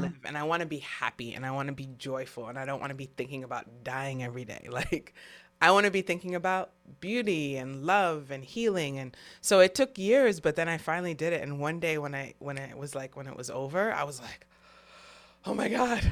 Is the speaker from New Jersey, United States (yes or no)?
no; New York City, New York, United States; I'm from New York City